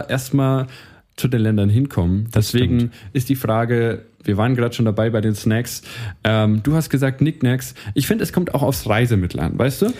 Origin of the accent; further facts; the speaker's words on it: Ansbach, Bavaria, Germany; wir kommen beide aus Ansbach